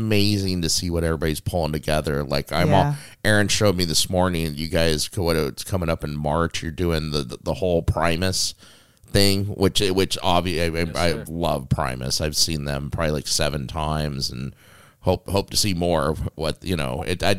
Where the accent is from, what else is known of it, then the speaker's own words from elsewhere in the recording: Las Vegas, Nevada, United States; Las Vegas.